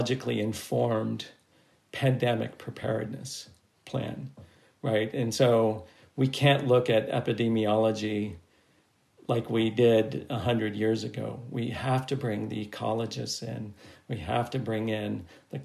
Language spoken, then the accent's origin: English; United States; as an American